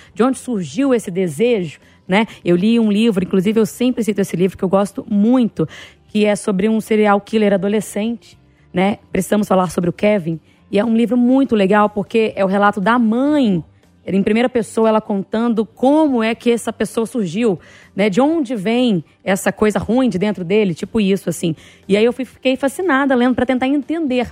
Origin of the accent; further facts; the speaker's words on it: Bahia, Brazil; moved away; na minha infância, lá na Bahia, lá em Itabaporanga, Patão, distrito que eu morava